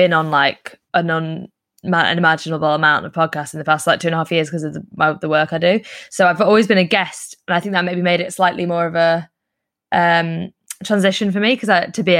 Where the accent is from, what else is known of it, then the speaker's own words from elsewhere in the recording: Cheshire, North West England, United Kingdom; also born or lived in Liverpool; Liverpool, we were born. But then we grew up in Cheshire.